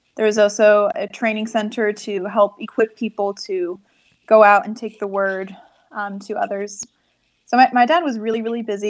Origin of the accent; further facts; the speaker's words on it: Turkey; For me, growing up in Turkey felt normal.